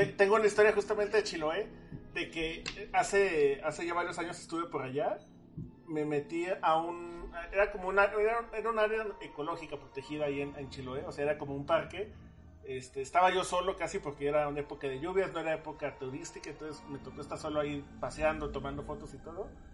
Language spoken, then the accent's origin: Spanish; Mexico; aquí en México